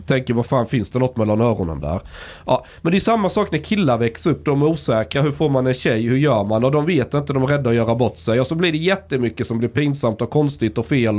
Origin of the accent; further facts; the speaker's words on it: Osby, Skåne, Sweden; moved away; ute på landsbygden där jag kommer ifrån